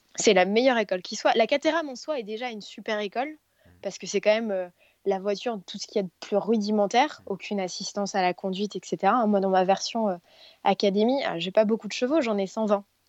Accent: Paris, Île-de-France, France; je suis parisienne

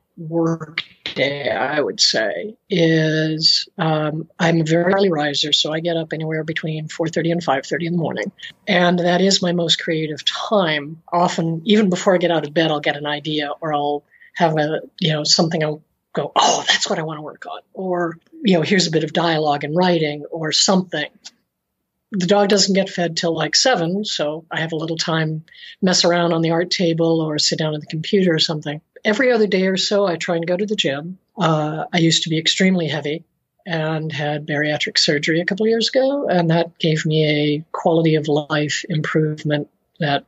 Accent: Tucson, Arizona, United States; also born or lived in Phoenix; I live in Tucson, Arizona these days. When I was doing most of the work of the years of my career, I was in Phoenix, but I grew up in Tucson.

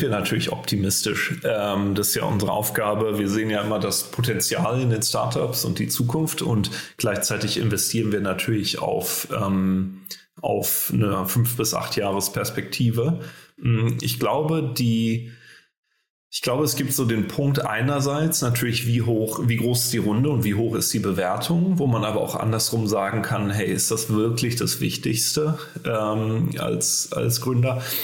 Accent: Berlin, Germany; für uns als Deutsche oder gerade als Berliner

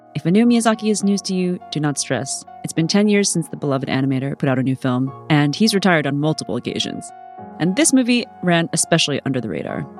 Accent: United States; also born or lived in Vietnam (family origin); I grew up in suburban America in the nineties

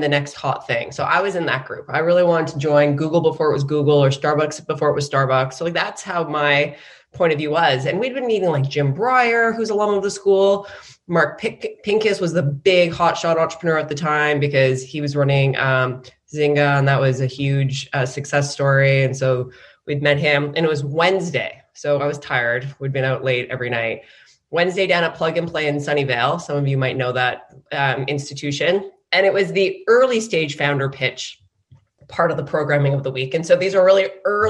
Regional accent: Canada; moved away as an adult; also born or lived in San Francisco, United States; I grew up in Canada and I came down to the US for business school

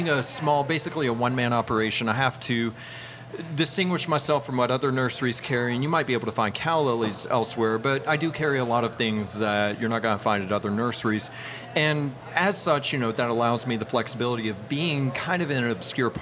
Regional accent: North Alabama, United States; moved away as an adult; also born or lived in New Zealand; I grew up in North Alabama

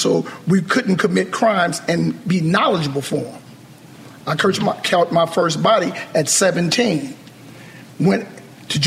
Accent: Compton, California, United States; I was born on Elm Street. I'm from Nightmare on Elm Street, Compton, California.

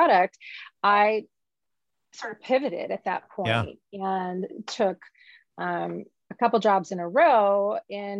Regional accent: Louisiana, United States; moved away as an adult; also born or lived in Nashville, Tennessee / New York City / Missoula, Montana; now in Seattle, United States; I was raised in a small town in Louisiana. I was born in Nashville. My parents are from Birmingham. So I'm Southern.

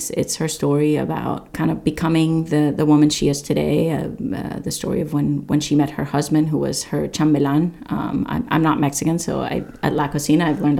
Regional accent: Nepal; You know, it's not Nepal's momo. I am from Nepal, but it's my momo, you know, sort of thing.

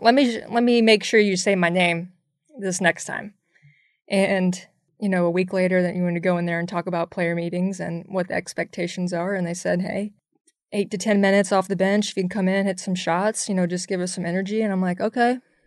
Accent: Jacksonville, Florida, United States; I mean, I grew up in an area where, you know, I'm from Jacksonville, Florida. So we're a lot of Seminoles, Gators.

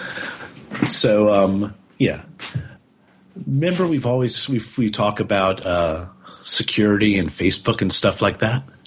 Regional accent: United States; as an American

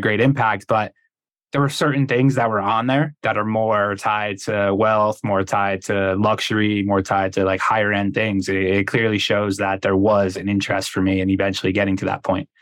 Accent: Connecticut, United States; moved away; I'm from Connecticut originally.

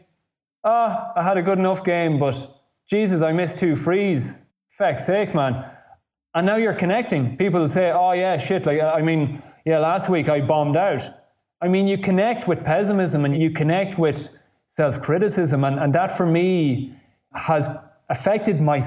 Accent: Ireland; moved away as an adult; also born or lived in Italy; growing up in Ireland

